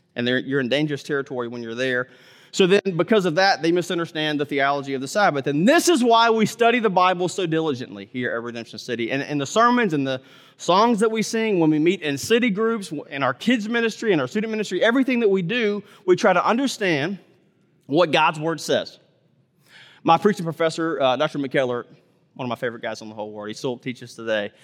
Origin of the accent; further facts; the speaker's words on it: Mississippi, United States; I grew up in Mississippi